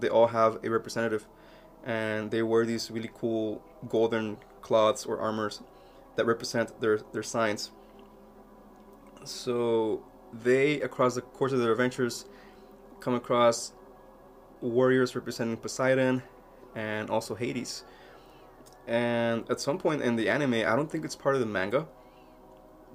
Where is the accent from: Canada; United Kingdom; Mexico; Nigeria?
Mexico; moved away; when I was a little kid growing up in Mexico